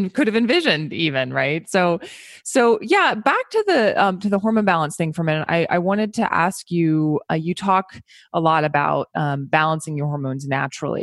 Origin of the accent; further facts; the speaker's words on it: United States; as an American